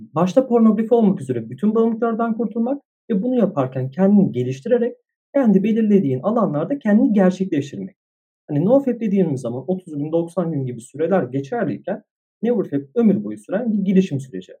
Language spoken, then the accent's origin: Turkish; Istanbul, Turkey; İstanbul'da doğdum, büyüdüm